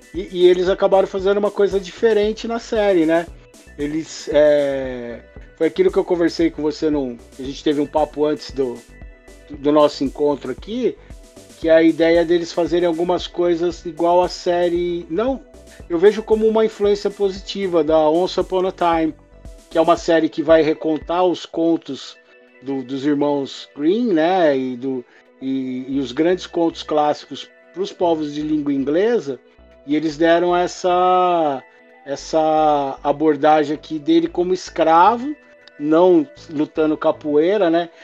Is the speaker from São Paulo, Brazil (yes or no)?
yes; Mauá, São Paulo, Brazil; eu sou daqui de Mauá, em São Paulo